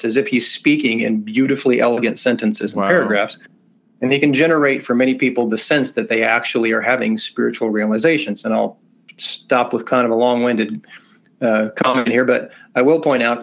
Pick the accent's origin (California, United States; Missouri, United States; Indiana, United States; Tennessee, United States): Missouri, United States; the Ozarks, southwest; I grew up in the First Christian Church in my town, but not First Christian Church Disciples of Christ. Very small town, like 1,500 people in southwest Missouri in the Ozarks